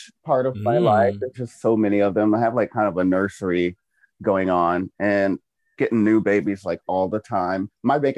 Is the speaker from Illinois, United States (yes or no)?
no; Lake Charles, Louisiana, United States; I'm from Calcasieu Parish right here, Lake Charles, all over Louisiana here.